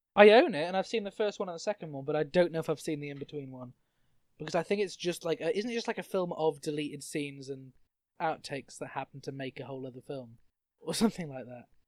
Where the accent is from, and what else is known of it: United Kingdom